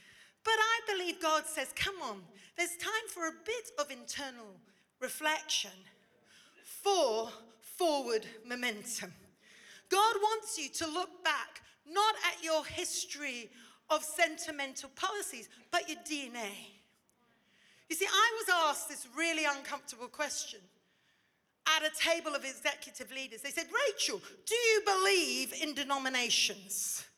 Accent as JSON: {"language": "English", "country": "India", "tie": "born or raised there", "lives_now": "Oxford, United Kingdom", "said": "You see, I grew up in India. I went to Indian school. I'm comfortable sitting cross-legged eating rice."}